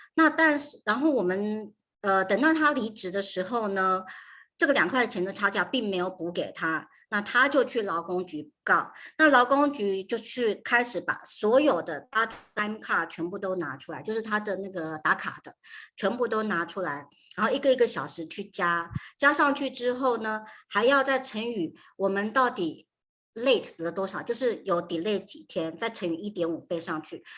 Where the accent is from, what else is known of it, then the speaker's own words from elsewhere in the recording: Taiwan; moved away as an adult; now in United States; 我是在台湾长大，台湾出生的